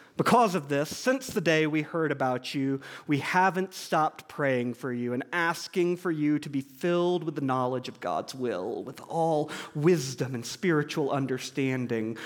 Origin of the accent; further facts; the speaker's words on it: Georgia, United States; moved away; I grew up in Georgia